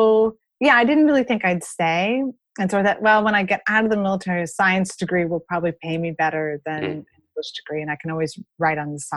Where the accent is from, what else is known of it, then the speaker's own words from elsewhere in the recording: Florida, United States; moved away as an adult; also born or lived in Colorado Springs; I grew up in Florida